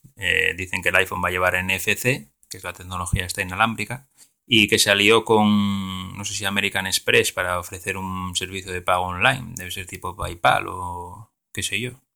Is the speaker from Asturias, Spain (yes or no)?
yes; Asturias, Spain; yo soy de Asturias